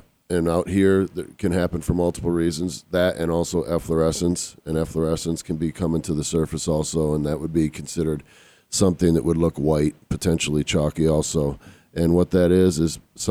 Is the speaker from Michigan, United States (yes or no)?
yes; Michigan, United States; moved away as an adult; I'm from Michigan